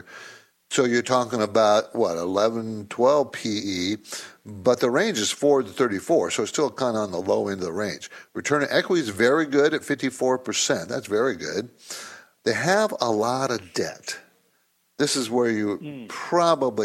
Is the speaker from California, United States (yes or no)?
yes; San Diego, California, United States; I grew up in San Diego.